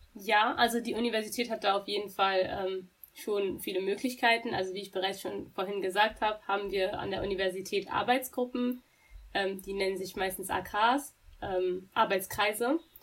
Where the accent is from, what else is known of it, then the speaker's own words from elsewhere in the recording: Dortmund, North Rhine-Westphalia, Germany; ich bin eine wahre Dortmunderin, ich bin hier geboren, ich bin hier auch aufgewachsen.